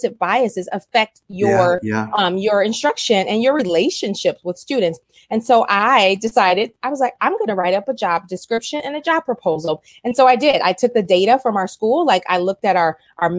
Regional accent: Wisconsin, United States; moved away as an adult; also born or lived in Milwaukee, Wisconsin; now in Monrovia, United States; I was actually born and raised in Wisconsin

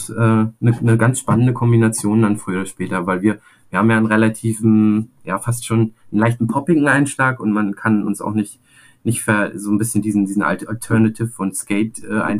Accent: Rostock, Mecklenburg-Vorpommern, Germany; als Rostocker hier in Rostock äh, ist das schon eine coole, geile Sache

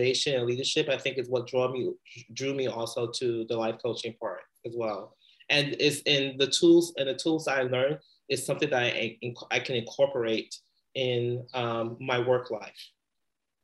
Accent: New York City, New York, United States; moved away as an adult; also born or lived in West Indies (ancestry); now in Bay Area, United States; I grew up in the Bronx

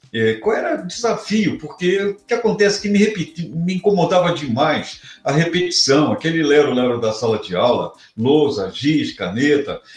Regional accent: Rio de Janeiro, Brazil; moved away as an adult; eu sou carioca, eu nasci e vivi no Rio de Janeiro, por mais de 30 anos

